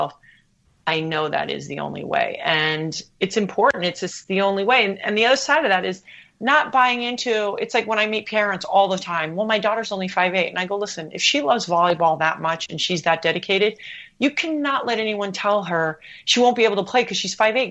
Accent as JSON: {"language": "English", "country": "U.S. Virgin Islands", "tie": "born or raised there", "also_born_or_lived": "Hawaii", "moved": "yes", "said": "I grew up in the Caribbean. We had two TV channels"}